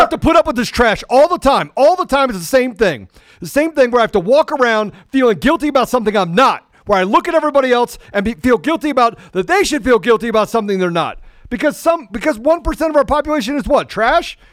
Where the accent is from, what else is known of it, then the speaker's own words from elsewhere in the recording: United States; I was born in America. I'm an American